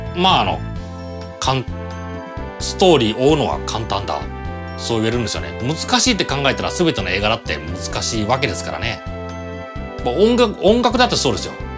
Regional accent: Toyohashi, Aichi, Japan; 地元豊橋のユナイテッドシユナイテッドシネマ

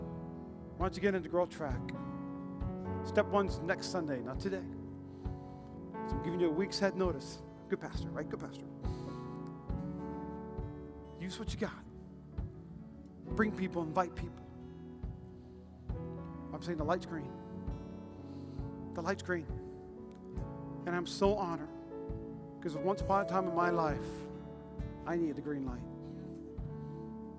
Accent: Midwest, United States; I'm from the Midwest

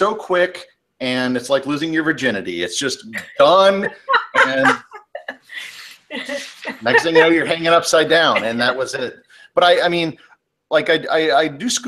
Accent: the Midwest, Wisconsin, United States; moved away; I'm from the Midwest

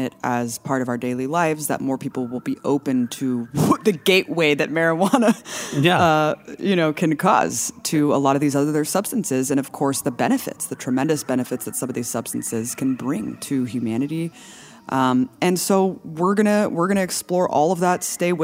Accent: Pleasanton, California, United States; growing up in the Bay Area, we were about, 30 minutes from Berkeley, predominantly living in Pleasanton until you moved to Oakland.

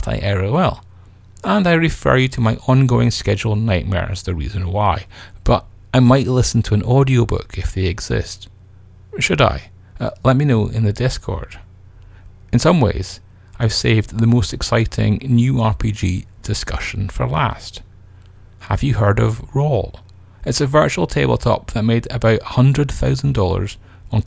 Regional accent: United Kingdom; I feel guilty now, not for being British

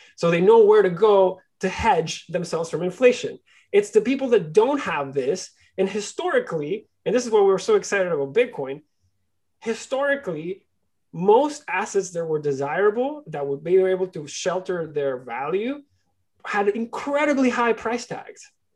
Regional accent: Barquisimeto, Lara, Venezuela; now in Toronto, Canada; I was born and raised in, in, Venezuela. I was born in a small city called Barquisimeto

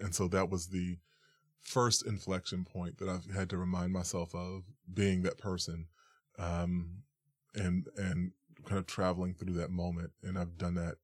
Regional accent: New York, United States; I was born and raised in New York

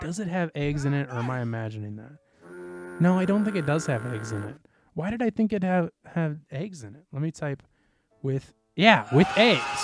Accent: Midwest, United States; we grew up in the Midwest.

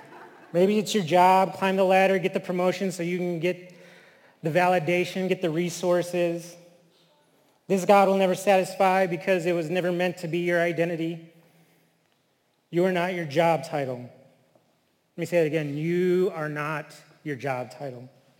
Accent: New Mexico, United States; I am Native. I am from the Tuatha tribe of New Mexico, the people of the Red Willows.

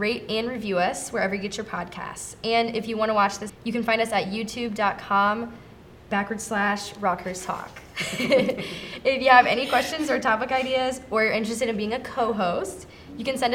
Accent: St. Louis, Missouri, United States; I am from St. Louis, Missouri

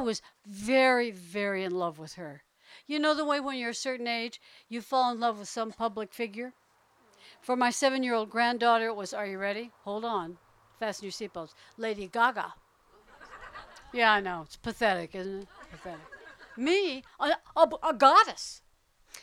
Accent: New Orleans, Louisiana, United States; moved away; also born or lived in Houston, Texas / Berkeley, California; When I was a little girl, I grew up on the Gulf Coast, mostly. Mostly in New Orleans

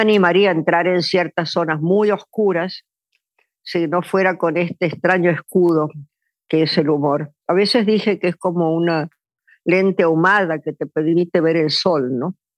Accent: Argentina; also born or lived in New York; me volví a la Argentina, pero ya en el 89

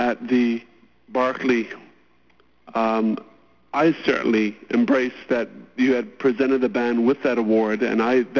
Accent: Somerset, Sandys, Bermuda; I grew up on Rattery Lane in Somerset. I am an Ely's Harbor person.

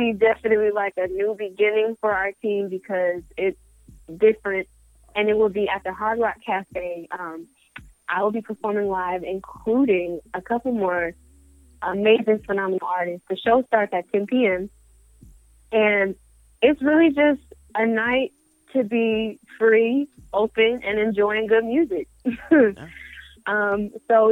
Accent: Colorado Springs, Colorado, United States; now in Georgia, United States; me growing up in Colorado Springs

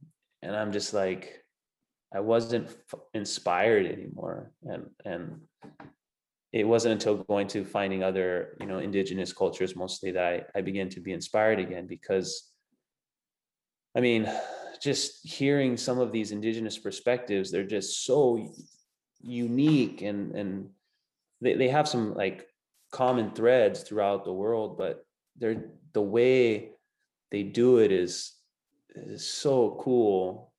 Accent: Hawaii, United States; I wouldn't want to sing Hawaiian you know, but I grew up singing Hawaiian and my family grew up singing Hawaiian.

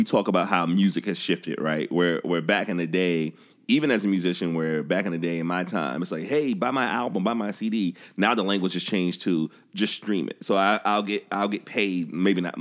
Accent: the South, United States; I'm growing up in the South

